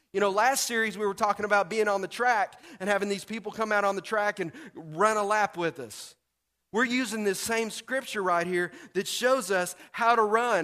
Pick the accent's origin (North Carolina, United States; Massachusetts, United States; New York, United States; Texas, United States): Texas, United States; moved away; we're from Texas